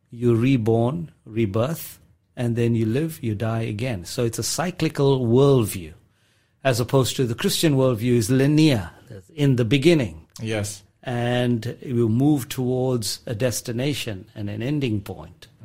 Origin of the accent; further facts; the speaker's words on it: South Africa; So, growing up in South Africa, it was a multi-ethnic, multi-religious environment that I grew up in.